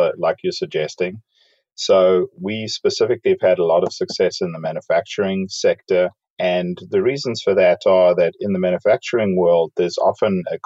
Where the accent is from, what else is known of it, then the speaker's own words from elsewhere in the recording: South Africa; moved away as an adult; also born or lived in Dallas, United States; now in Overland Park, United States; I grew up in South Africa.